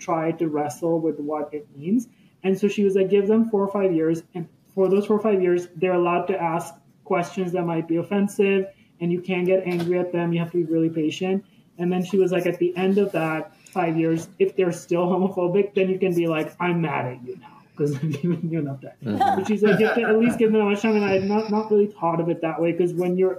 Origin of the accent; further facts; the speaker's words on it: India; moved away as an adult; also born or lived in Los Angeles, United States; growing up in India